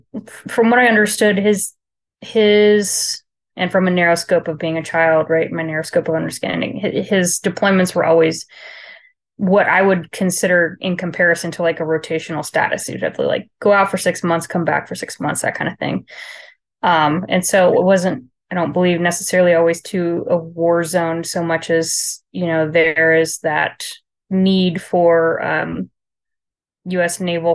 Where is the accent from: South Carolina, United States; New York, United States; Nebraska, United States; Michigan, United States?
South Carolina, United States; Charleston; born there; I was born in Charleston, South Carolina, to a Navy dad